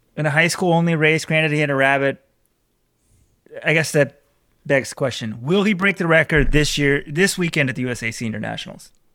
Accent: Texas, United States; I'm from Texas

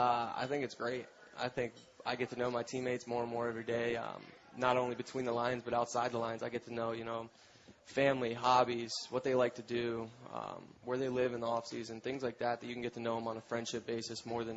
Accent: Florida, United States; also born or lived in South Carolina; I'm from Florida.

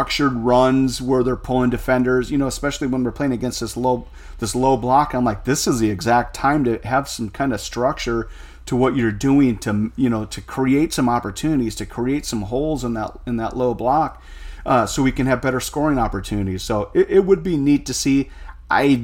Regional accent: United States; as an American

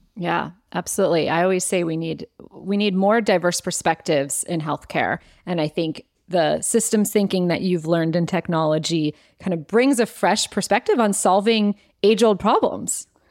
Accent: Cleveland, Ohio, United States; I grew up in Ohio and in Cleveland

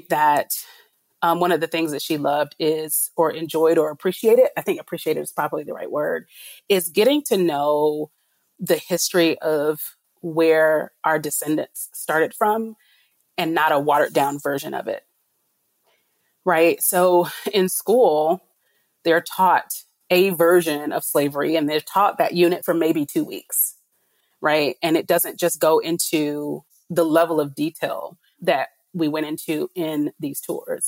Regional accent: Tallahassee, Florida, United States; I grew up in Tallahassee, Florida, which is the capital of Florida.

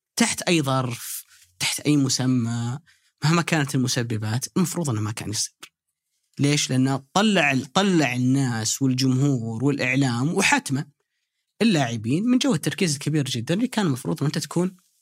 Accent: Saudi Arabia; انا كسعودي

